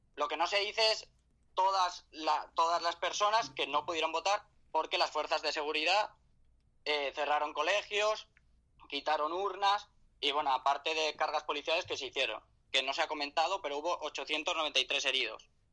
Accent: Catalonia, Spain; soy catalán, eh, soy catalán de madre extremeña

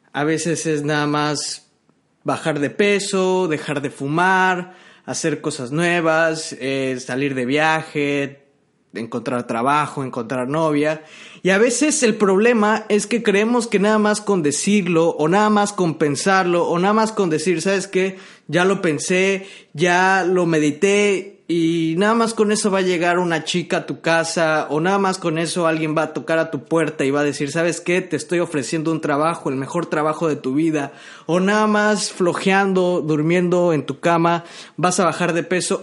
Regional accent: Mexico; yo que soy mexicano, hablo español

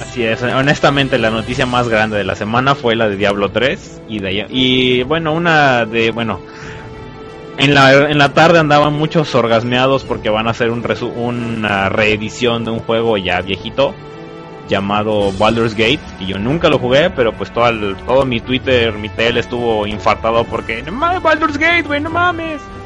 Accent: Veracruz, Mexico; yo soy de Veracruz

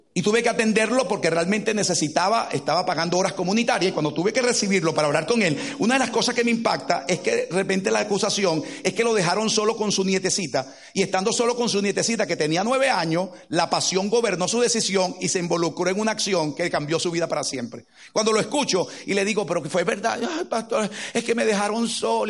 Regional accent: Caracas, Capital District, Venezuela; moved away; Crecimos en Caracas, Venezuela

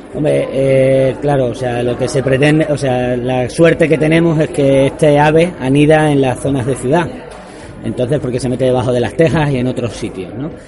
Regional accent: Plasencia, Extremadura, Spain; yo soy de Plasencia

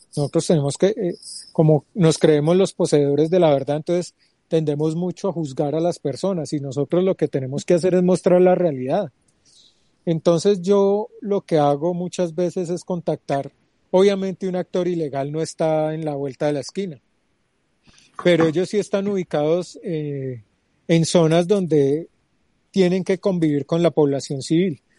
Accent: Pereira, Risaralda, Colombia; also born or lived in Medellín / Quindío; now in Bogotá, Colombia; Nací en Pereira hace 41 años

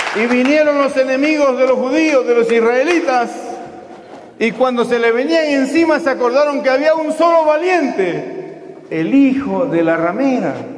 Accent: Peru; mi país, de Perú

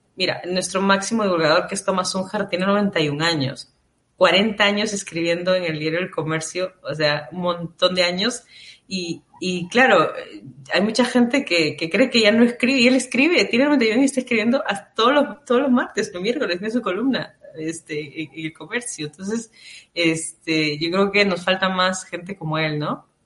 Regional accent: Peru; nosotros como peruanos

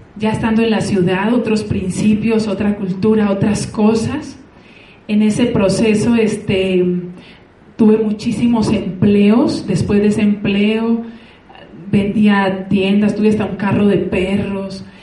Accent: San Pedro de los Milagros, Antioquia, Colombia; now in Mexico; soy originaria de un corregimiento del campo, eh, se llama una vereda, no sé cómo se llama aquí, vereda Espíritu

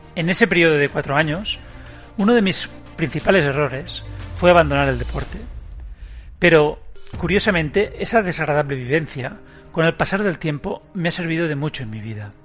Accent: Barcelona, Catalonia, Spain; Nací en Barcelona, un 8 de noviembre del 73

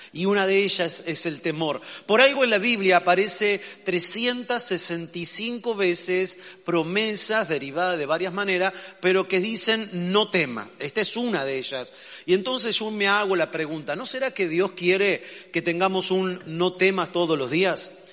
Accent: Argentina; los argentinos, que cuando nos gusta algo no decimos que está bueno o que está muy bueno, decimos que estamos re bueno

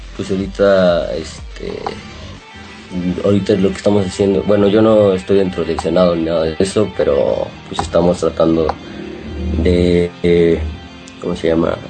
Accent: San Luis Potosí, Mexico; born or raised there

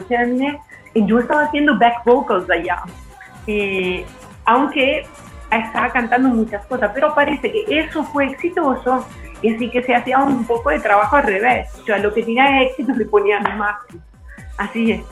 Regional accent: central Italy, Italy; Spanish is a second language; moved away; also born or lived in Milan, Italy; yo nací en el centro y todavía soy de carácter, eh, como, como actitud, soy pues, un poco del centro

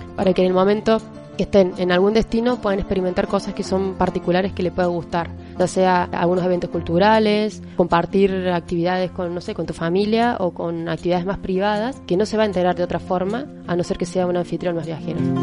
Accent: Villa Dolores, interior of Córdoba, Argentina; yo soy del interior de Córdoba, de Villa Valores y hay una sierra ahí que te divide mi ciudad con la que es la capital

